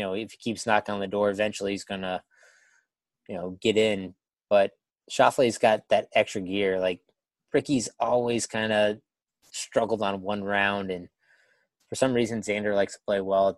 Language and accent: English; Tennessee, United States; as a Tennessee fan growing up in Tennessee